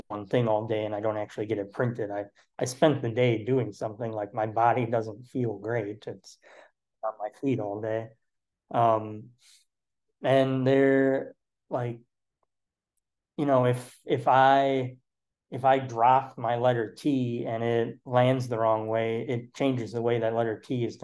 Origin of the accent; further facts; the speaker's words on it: Wauconda, Illinois, United States; now in Chicago, United States; I grew up in the Chicagoland area, like out past like the northwest suburbs in a town called Wakanda